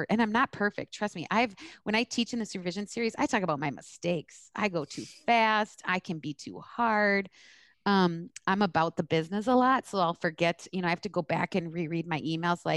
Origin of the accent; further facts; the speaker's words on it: East Coast, United States; yeah, I'm from the East Coast. I'm Arab.